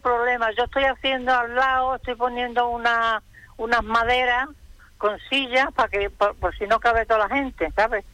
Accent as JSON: {"language": "Spanish", "town": "Peñarroya-Pueblonuevo", "region": "Andalusia", "country": "Spain", "tie": "born or raised there", "moved": "yes", "lives_now": "Fuerteventura, Spain", "said": "Yo soy cordobesa de Peñarroya, ya pueblo nuevo"}